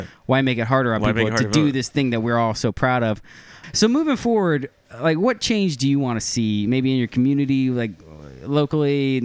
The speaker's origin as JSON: {"language": "English", "town": "Ocala", "region": "Florida", "country": "United States", "tie": "born or raised there", "said": "I grew up in Ocala, Florida."}